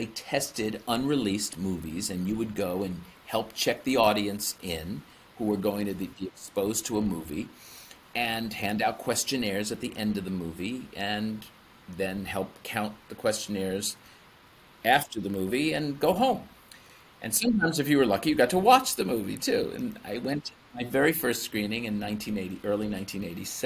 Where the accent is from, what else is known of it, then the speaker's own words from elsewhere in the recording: East Brunswick, New Jersey, United States; I started my own business, a dance and acting studio in my hometown of East Brunswick, New Jersey